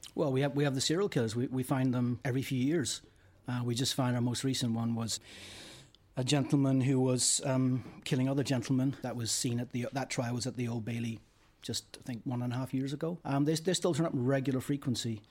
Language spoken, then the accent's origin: English; Northern Ireland, United Kingdom; moved away; I'm from Northern Ireland